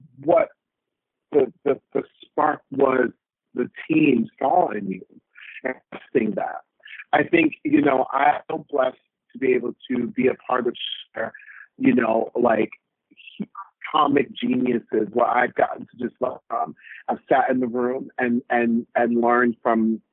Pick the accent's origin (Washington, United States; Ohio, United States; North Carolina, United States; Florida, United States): Florida, United States; Orlando; I grew up in Orlando, Florida